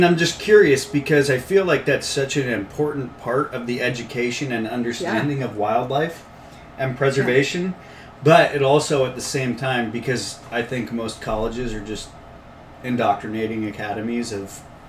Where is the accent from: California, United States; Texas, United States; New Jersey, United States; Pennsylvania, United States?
California, United States; Marin County; so much time growing up in Marin